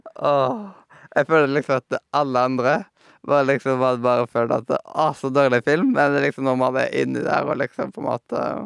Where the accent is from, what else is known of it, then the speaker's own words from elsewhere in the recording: Haugesund, Rogaland, Norway; jeg kom ifra Haugesund